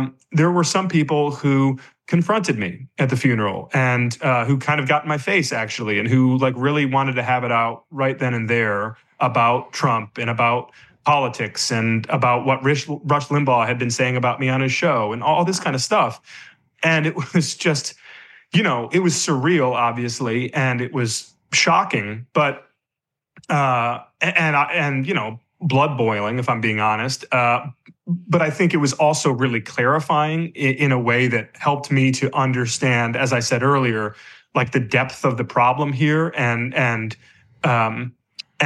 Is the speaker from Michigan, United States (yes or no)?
yes; Michigan, United States; moved away; the church I grew up in Michigan